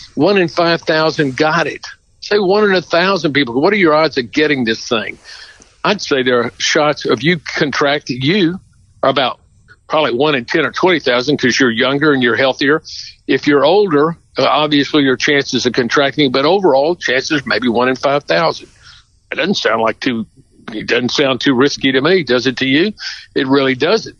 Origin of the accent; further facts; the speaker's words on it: Houston, Texas, United States; I'm from Houston. You know, Houston, Texas is part of the Piney Woods.